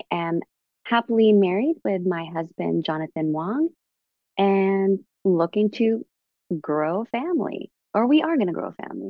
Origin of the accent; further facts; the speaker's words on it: San Jose, California, United States; born and raised in San Jose, literally just turned 41 a couple days ago.